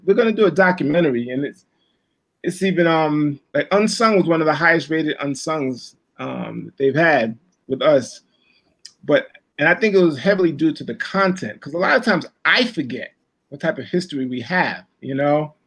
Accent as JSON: {"language": "English", "town": "New York City", "region": "New York", "country": "United States", "tie": "born or raised there", "said": "growing up in Brooklyn"}